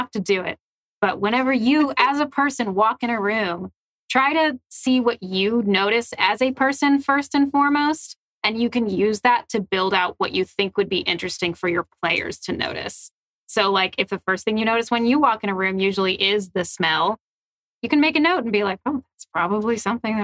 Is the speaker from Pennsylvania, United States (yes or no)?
yes; Philadelphia, Pennsylvania, United States; I'm from Philly